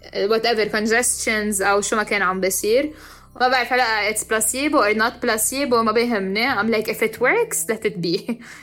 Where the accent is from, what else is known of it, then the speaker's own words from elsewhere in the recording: Lebanon; now in Dubai, United Arab Emirates; أنا لبنانية وعايشة حاليا بدبي